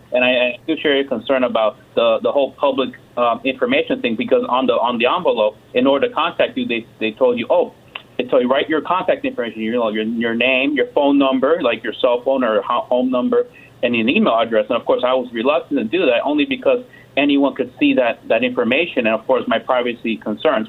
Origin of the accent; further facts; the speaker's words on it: Austin, Texas, United States; moved away as an adult; now in Texas Panhandle, United States; I grew up in Austin, Austin, Texas, so that's um, where I get my my blue blood from